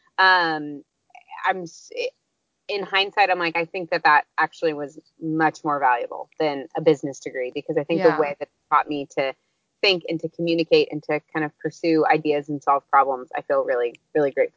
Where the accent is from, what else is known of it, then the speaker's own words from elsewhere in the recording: just outside of St. Louis, Missouri, United States; moved away as an adult; also born or lived in Uganda; I grew up just outside of St. Louis